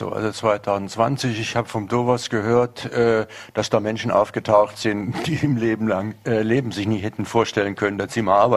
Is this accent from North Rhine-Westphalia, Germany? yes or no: yes; North Rhine-Westphalia, Germany; Ich komme aus der Nähe des Ruhrgebietes, wo es einen großen Strukturwandel gegeben hat, der bis heute gerade noch nicht ganz überwunden ist.